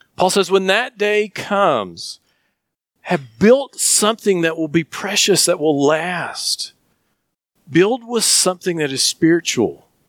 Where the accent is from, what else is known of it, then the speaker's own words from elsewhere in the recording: Flag Pond, Tennessee, United States; I grew up in Flag Pond, and we used to grow tobacco